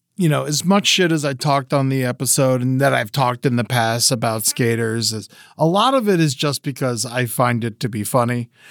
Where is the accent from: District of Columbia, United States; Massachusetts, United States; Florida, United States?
Florida, United States; South; I grew up in South Florida